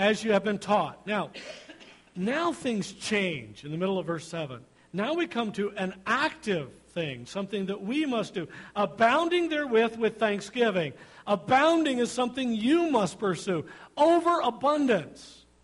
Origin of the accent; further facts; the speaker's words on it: United States; We are American Christians